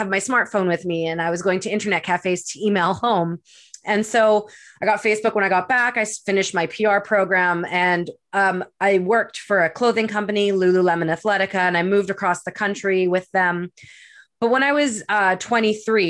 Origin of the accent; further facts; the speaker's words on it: Winnipeg, Manitoba, Canada; moved away as an adult; also born or lived in Edmonton, Alberta / Vancouver, British Columbia; now in Pemberton, Canada; I was born and raised in Winnipeg, Manitoba